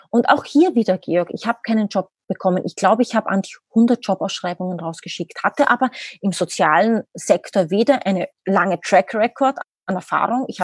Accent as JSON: {"language": "German", "country": "Austria", "lives_now": "Berlin, Germany", "said": "Ich selbst, man hört es, ich bin Österreicherin, lebe aber mittlerweile seit zehn oder elf Jahren, glaube ich, mittlerweile in Berlin."}